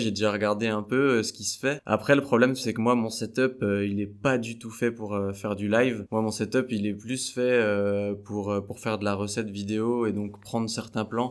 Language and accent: French; Besançon, Bourgogne-Franche-Comté, France; je suis de Besançon.